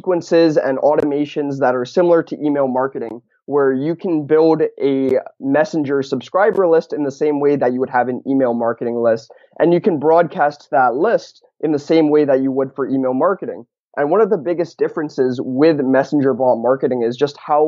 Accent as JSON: {"language": "English", "town": "Vancouver", "region": "British Columbia", "country": "Canada", "said": "I'm actually from Vancouver, Canada"}